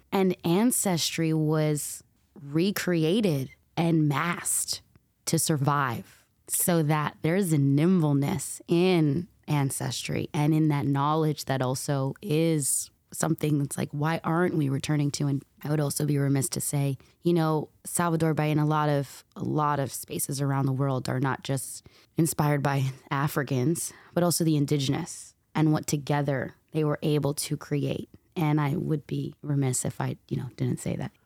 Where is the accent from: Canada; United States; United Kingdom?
United States; New York City, New York; also born or lived in New Jersey; now in Los Angeles, United States; I grew up in New York City